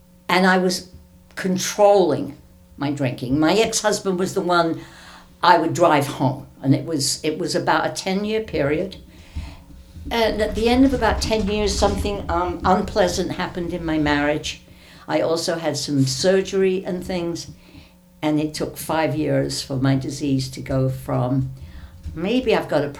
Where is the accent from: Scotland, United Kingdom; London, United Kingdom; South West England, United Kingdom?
London, United Kingdom; now in United States; I wasn't brought up in America. I was brought up in Britain